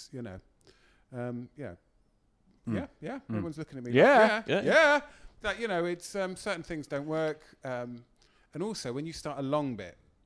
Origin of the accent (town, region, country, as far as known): England, United Kingdom